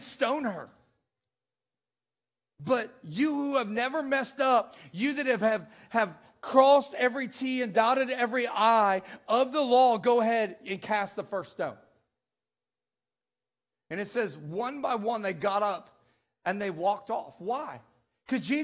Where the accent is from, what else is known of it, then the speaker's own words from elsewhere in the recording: Naperville, Illinois, United States; I'm from the Chicagoland area